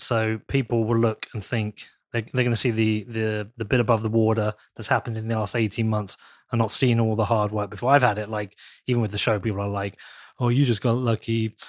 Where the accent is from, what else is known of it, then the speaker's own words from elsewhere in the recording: Reading, South East England, United Kingdom; born there; I was born in Reading, though, so Oxford is my rival town.